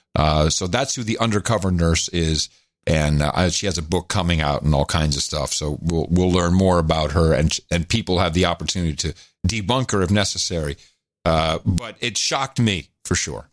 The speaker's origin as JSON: {"language": "English", "country": "United States", "said": "we're two American guys. We happen to be two American dads"}